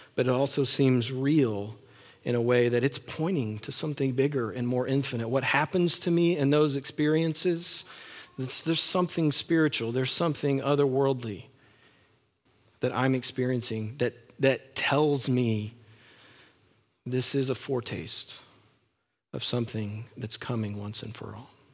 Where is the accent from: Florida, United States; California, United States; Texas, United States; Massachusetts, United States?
Texas, United States; West; I grew up in West Texas